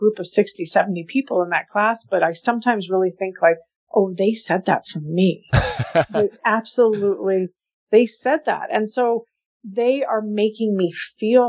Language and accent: English; Santa Fe, New Mexico, United States; now in New York City, United States; I'm from Santa Fe, New Mexico. So I grew up eating incredible Mexican food